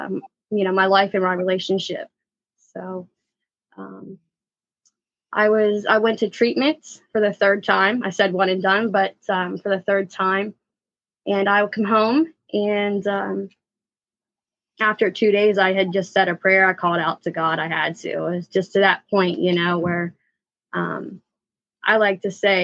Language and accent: English; Hopewell, Pennsylvania, United States; I'm from a small town called Hopewell. So I'm a country girl